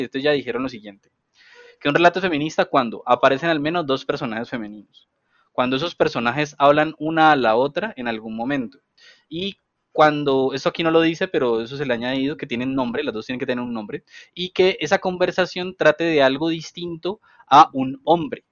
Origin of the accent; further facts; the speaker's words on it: Cali, Valle del Cauca, Colombia; vengo de Agua Blanca